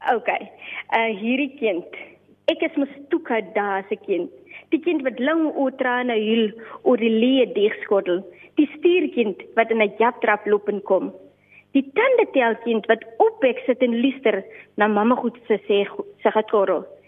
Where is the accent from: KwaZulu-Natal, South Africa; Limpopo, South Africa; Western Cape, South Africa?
Limpopo, South Africa; also born or lived in Namaqualand; ek is gebore en getoe in Limpopo land, 'n eh, baie meer spesifiek in die klein myn dorpie Napabip